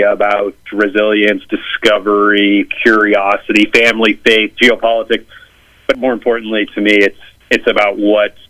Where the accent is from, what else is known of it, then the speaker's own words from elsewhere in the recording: St. Louis, Missouri, United States; moved away as an adult; now in Washington, D.C., United States; I'm originally from Missouri, from St. Louis, but I live in Washington, D.C. now